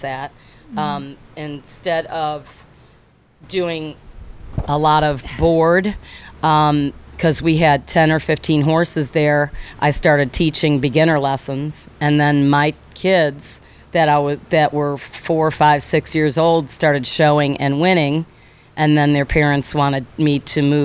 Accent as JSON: {"language": "English", "town": "Chicago", "region": "Illinois", "country": "United States", "tie": "born or raised there", "also_born_or_lived": "Evanston, Illinois / Barrington, Illinois / Naperville, Illinois / Florida", "moved": "as an adult", "said": "I was born in Evanston, raised in Barrington and Naperville"}